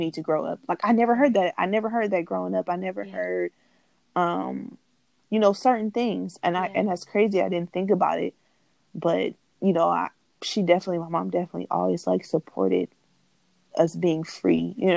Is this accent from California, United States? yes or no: yes; Oakland, California, United States; growing up in Oakland